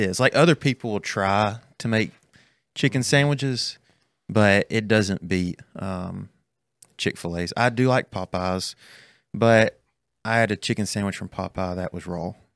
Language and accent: English; Birmingham, Alabama, United States; moved away as an adult; also born or lived in Jasper, Alabama; now in Ridgeland, United States; I'm from Birmingham, Alabama. Uh, so, grew up just north of there. Uh, went to school at Jasper High School